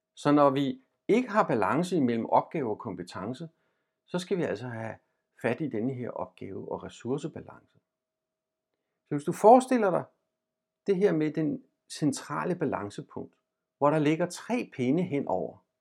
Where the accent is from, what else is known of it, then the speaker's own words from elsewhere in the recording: Denmark; vi som danskere